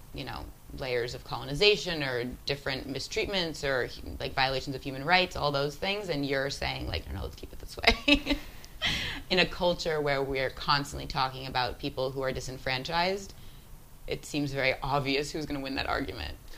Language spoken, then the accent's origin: English; United States; as an American kid growing up in the suburbs